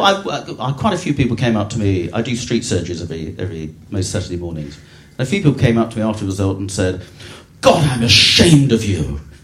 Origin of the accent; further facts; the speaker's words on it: Eastbourne, South East England, United Kingdom; I was born in Eastbourne